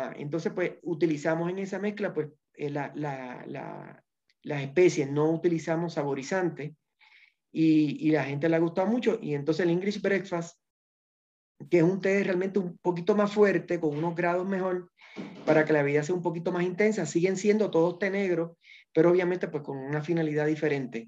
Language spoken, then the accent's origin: Spanish; Puerto Rico; moved away as an adult; now in Ecuador; Puerto Rico, que es de donde yo soy